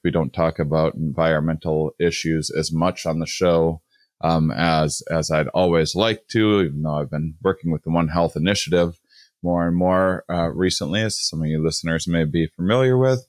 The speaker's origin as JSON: {"language": "English", "region": "Wisconsin", "country": "United States", "tie": "born or raised there", "said": "I was raised on the Mississippi in, in Wisconsin"}